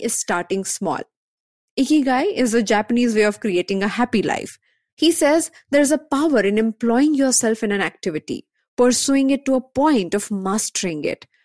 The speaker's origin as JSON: {"language": "English", "town": "Mumbai", "region": "Maharashtra", "country": "India", "tie": "born or raised there", "said": "I'm born and brought up in Bombay."}